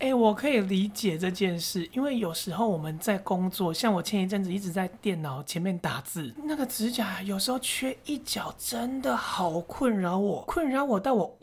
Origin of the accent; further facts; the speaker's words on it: Taiwan; 这就是我们台湾人所缺少的狼性，因为我们不是苦过来的人